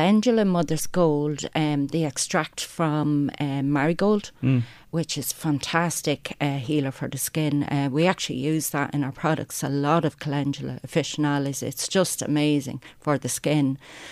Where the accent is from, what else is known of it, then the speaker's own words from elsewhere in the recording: Beechlawn, County Wicklow, Leinster, Ireland; where I'm from, in Beechlawn, County Wicklow